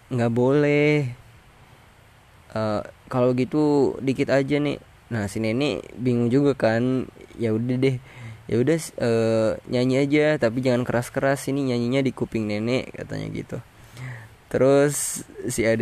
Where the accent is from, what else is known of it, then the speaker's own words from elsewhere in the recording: Tasikmalaya, West Java, Indonesia; Gue berasal dari West Java, especially from Tasikmalaya.